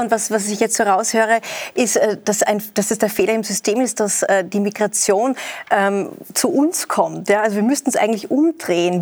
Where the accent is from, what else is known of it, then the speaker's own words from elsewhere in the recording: Austria; Bei uns in Österreich